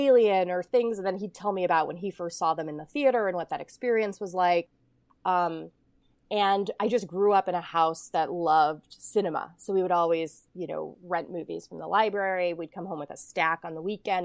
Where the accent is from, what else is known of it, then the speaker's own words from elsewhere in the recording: Ohio, United States; I grew up in Ohio and I was, I grew up in the snow belt.